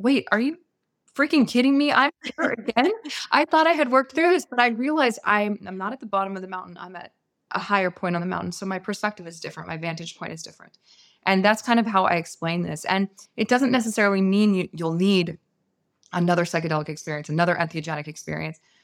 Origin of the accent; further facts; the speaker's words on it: San Francisco Bay Area, California, United States; I was raised in the San Francisco Bay Area